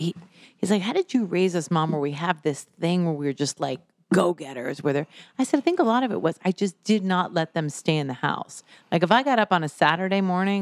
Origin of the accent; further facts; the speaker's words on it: New Jersey, United States; now in Las Vegas, United States; I grew up in New Jersey